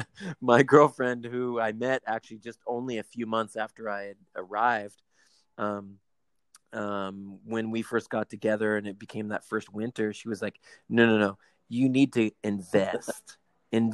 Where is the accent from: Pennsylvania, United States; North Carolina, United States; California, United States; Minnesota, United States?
California, United States; Southern; growing up in Southern California